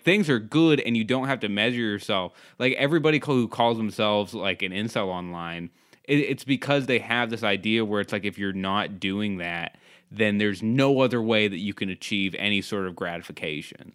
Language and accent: English; Cape Cod, Massachusetts, United States; I grew up in Cape Cod